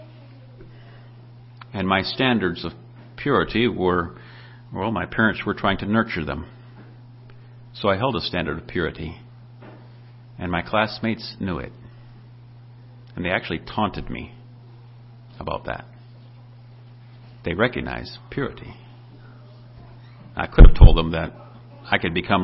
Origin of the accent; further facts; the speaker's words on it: Minnesota, United States; I'm from Minnesota